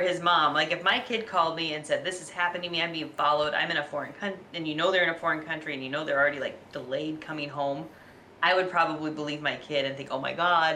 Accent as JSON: {"language": "English", "region": "Alaska", "country": "United States", "tie": "born or raised there", "said": "I grew up in Alaska."}